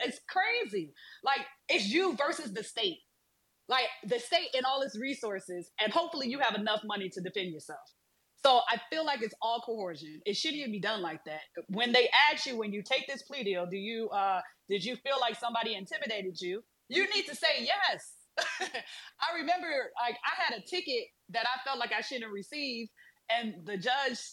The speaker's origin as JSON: {"language": "English", "town": "Detroit", "region": "Michigan", "country": "United States", "said": "I'm from Detroit."}